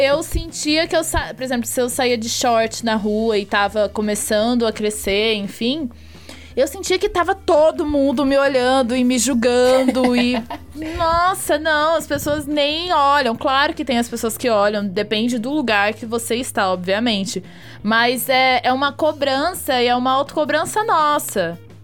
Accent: Fernandópolis, São Paulo, Brazil; moved away as an adult; now in São Paulo, Brazil; Lá na minha cidade, é uma cidade de 60 mil habitantes, é Fernandópolis, interior de São Paulo

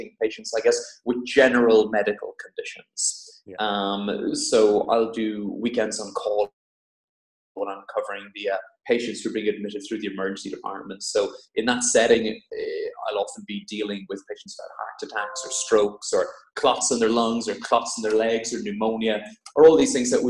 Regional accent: Ireland; moved away as an adult; also born or lived in Cork / Dublin / Oxford; now in Devon, United Kingdom; I'm Irish

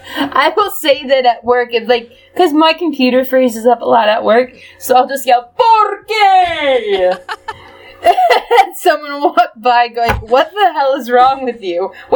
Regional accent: Michigan, United States; accent: Midwestern; My cold Midwestern accent

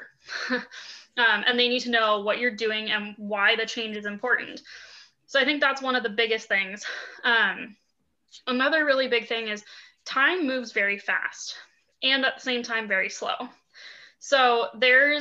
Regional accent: Boulder, Colorado, United States; I grew up in Boulder, actually. So that's my hometown

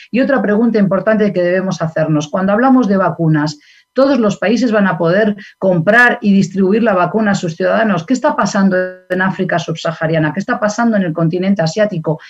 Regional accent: Basque Country, Spain; moved away; yo acabo de regresar del País Vasco de mi tierra natal y de España

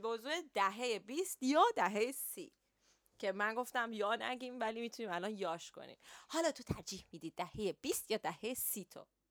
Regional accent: Iran; now in London, United Kingdom; ماهایی که تو ایران بزرگ شدیم

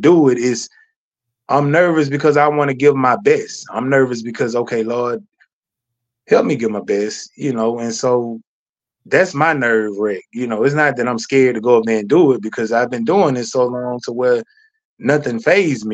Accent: Moss Point, Mississippi, United States; moved away; back in my hometown, you know, back in toward Pascagoula, Moss Point area

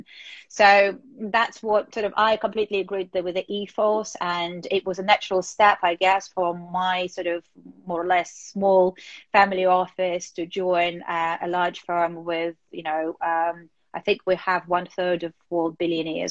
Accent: Moscow, Russia; moved away as an adult; now in United Kingdom; growing up in Moscow

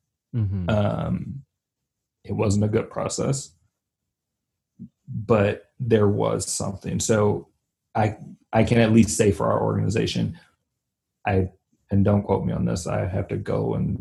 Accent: the South, United States; I grew up in the South

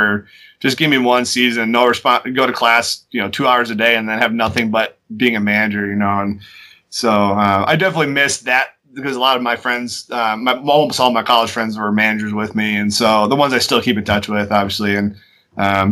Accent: Wisconsin, United States; moved away as an adult; also born or lived in Iowa / Northern California; I'm from Wisconsin. So we are the out-of-staters.

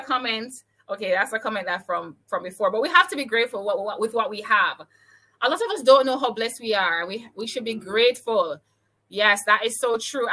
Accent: Jamaica; I'm from Jamaica

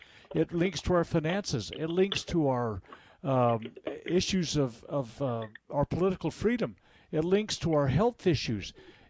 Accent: Utah, United States; in my home state of Utah, I mean, the reddest of the red states

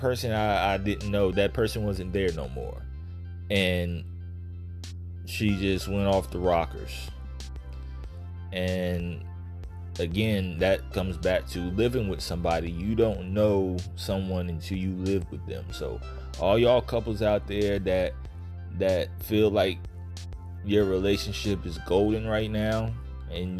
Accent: Virginia, United States; now in Florida, United States; I'm from Virginia. I live in Florida now

